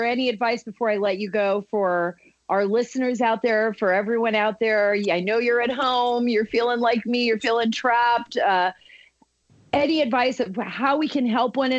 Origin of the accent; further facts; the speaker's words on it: Virginia, United States; my home state of Virginia